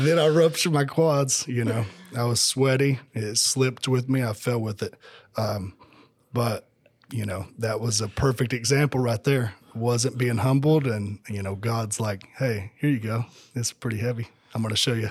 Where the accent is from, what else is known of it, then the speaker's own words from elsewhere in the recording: Tennessee, United States; moved away as an adult; now in Georgia, United States; I'm originally from Tennessee. Um, I came down to Georgia in two thousand fifteen